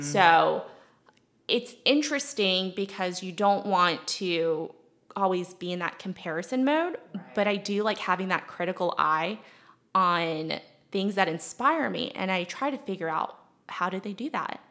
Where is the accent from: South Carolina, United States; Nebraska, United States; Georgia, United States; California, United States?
South Carolina, United States; Mount Pleasant; also born or lived in Leonardtown, Maryland / Asheville, North Carolina; I was born in Maryland, okay. actually in Leonardtown, which is, you know, as far south as you could get in tobacco country. Then I moved here into Mount Pleasant, went to Clemson